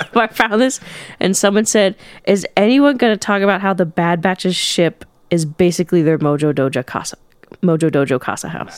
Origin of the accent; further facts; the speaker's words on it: United States; I'm American